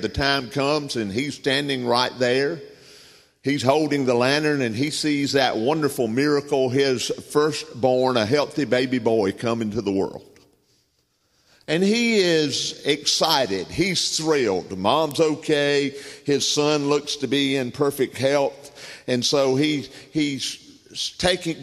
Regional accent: Southern United States, United States; accent: Southern; I'm a Southerner. I tell people I'm bilingual. I speak English and Southern, and Southern's my native tongue

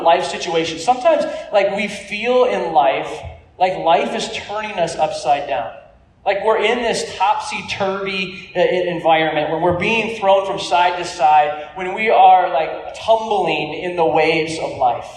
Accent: California, United States; I grew up in California

